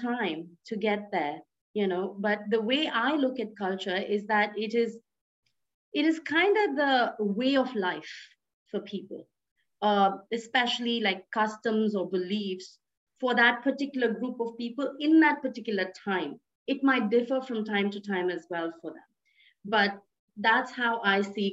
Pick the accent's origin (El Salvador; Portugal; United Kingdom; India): India; my origin is India, I'm Indian